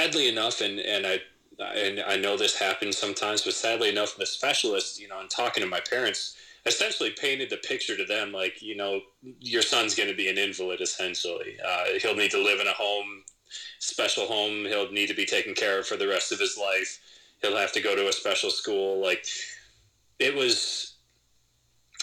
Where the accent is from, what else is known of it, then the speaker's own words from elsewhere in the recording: Southwest Michigan, United States; I grew up in Southwest Michigan. I grew up in a pretty rural area.